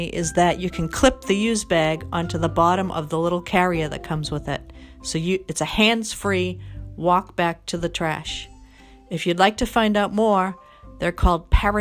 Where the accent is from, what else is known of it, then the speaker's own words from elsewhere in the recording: Boston, Massachusetts, United States; I'm from Boston